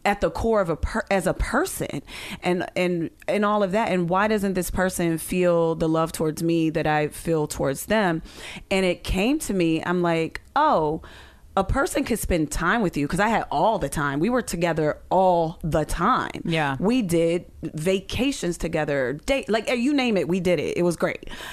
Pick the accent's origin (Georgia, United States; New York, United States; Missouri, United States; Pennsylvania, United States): Pennsylvania, United States; Pittsburgh; I'm from Pittsburgh, so we would, you know, go back